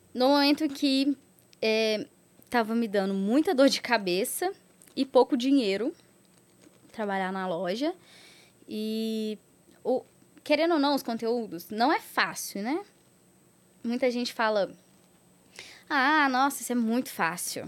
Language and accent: Portuguese; Catas Altas, Minas Gerais, Brazil; also born or lived in Contagem; eu sou do interior de Catas Altas, mas aí eu morei três anos lá em Contagem, depois eu voltei pro interior de novo.